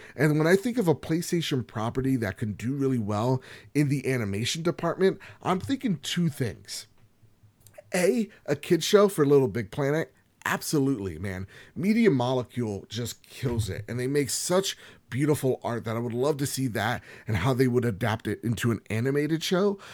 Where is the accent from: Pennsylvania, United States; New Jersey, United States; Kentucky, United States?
New Jersey, United States; I'm from Jersey